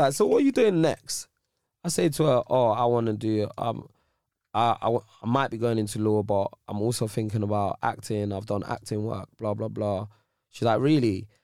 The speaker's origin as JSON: {"language": "English", "area": "Ends", "region": "London", "country": "United Kingdom", "said": "I'm from Ends. I'm not from Nigeria."}